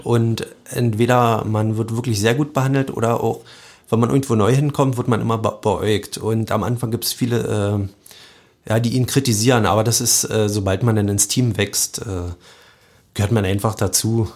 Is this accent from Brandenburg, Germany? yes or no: yes; Radewiese, Brandenburg, Germany; also born or lived in Cottbus; Ich bin aus Radewiese, das ist ein ganz kleines Dorf zwischen Jenschwalde und und Heinersbrück, bin da geboren, äh, wohne da immer noch